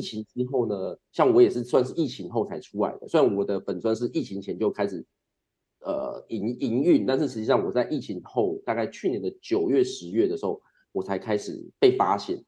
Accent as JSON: {"language": "Chinese", "region": "Kaohsiung", "country": "Taiwan", "moved": "yes", "lives_now": "Tainan, Taiwan", "said": "我的身份证开头也，S S，也是高雄人，但是我现嗯。在长居台南啊"}